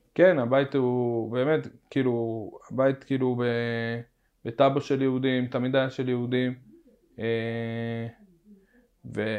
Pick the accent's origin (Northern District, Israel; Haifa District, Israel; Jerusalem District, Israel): Jerusalem District, Israel; Jerusalem; also born or lived in Nahalat Shimon, Jerusalem; אני מהר חומה